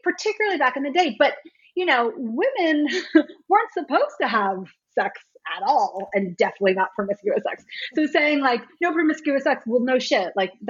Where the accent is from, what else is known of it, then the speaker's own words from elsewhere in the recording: Washington, District of Columbia, United States; I was a little too young for the hardcore scene here in DC. I grew up more on …, you know, …'s later band